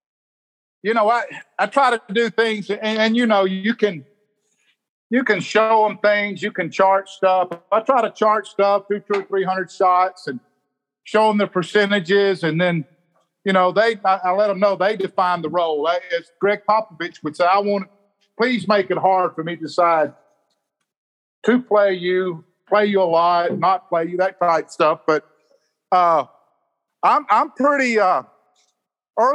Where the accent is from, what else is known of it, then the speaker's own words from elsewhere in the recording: the Mississippi Delta, United States; also born or lived in Gulfport, Mississippi; I was born and reared in the Delta of Mississippi. I moved to Gulfport when I was 15 years old.